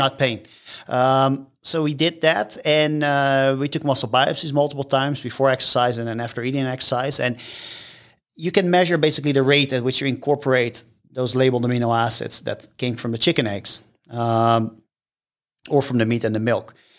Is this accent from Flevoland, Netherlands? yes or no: no; Rotterdam, South Holland, Netherlands; moved away as an adult; now in United States; I am from the Netherlands. Yes, born and raised.